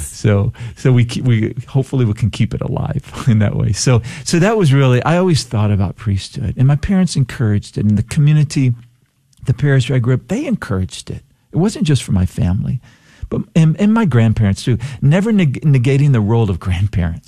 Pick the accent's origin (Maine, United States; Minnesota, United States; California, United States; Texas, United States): Texas, United States; Palacios; also born or lived in El Campo, Texas / Eagle Lake, Texas; I grew up in El Campo here in Texas, a farming community. only lived there about a year of my life, and then we spent a little bit of time because my dad started to work for an oil company and we moved to Eagle Lake. But most of my, my formative years were in Palacios